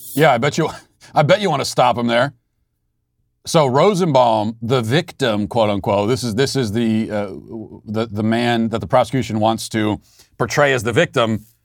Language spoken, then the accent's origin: English; United States; also born or lived in Tennessee